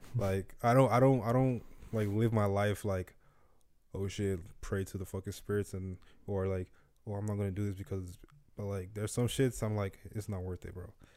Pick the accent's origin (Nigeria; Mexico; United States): Nigeria; growing growing up in Nigeria